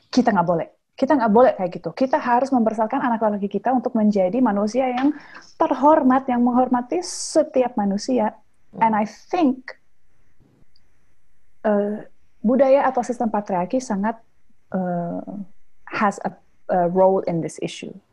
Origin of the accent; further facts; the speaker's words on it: South Sulawesi, Indonesia; Oh, saya Bugis. In, in budaya Bugis aja kan ada lima gender gitu.